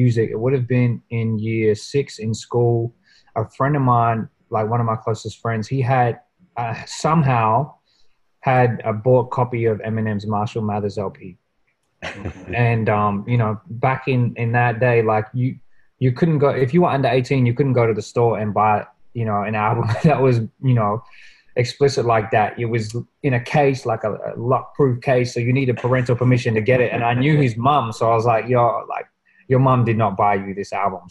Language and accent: English; Australia; a Australian born to migrant parents in Australia